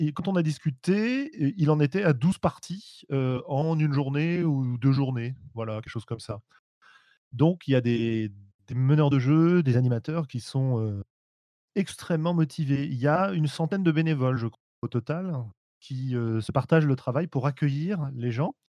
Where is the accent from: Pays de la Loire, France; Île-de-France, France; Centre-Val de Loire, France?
Île-de-France, France; Paris; je suis parisien.